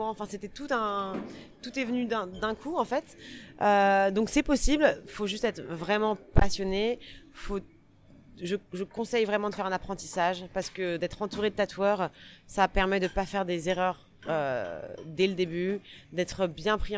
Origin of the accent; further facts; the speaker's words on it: France; accent: French; moved away as an adult; now in New York, United States; j'étais française. voilà, donc j'étais la petite française avec euh, avec mon accent